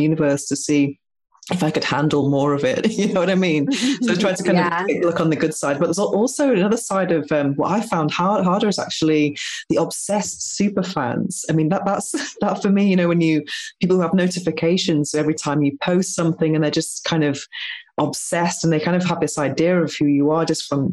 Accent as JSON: {"language": "English", "country": "United Kingdom", "moved": "yes", "lives_now": "Spain", "said": "I'm British, but I live in Spain"}